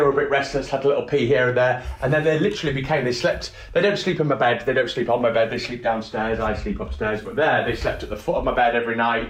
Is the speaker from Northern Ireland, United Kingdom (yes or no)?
no; Hull, Yorkshire and the Humber, United Kingdom; I was born in Hull